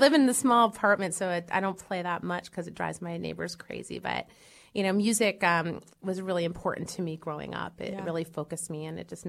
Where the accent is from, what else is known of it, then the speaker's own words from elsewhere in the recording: York, Pennsylvania, United States; York, Pennsylvania.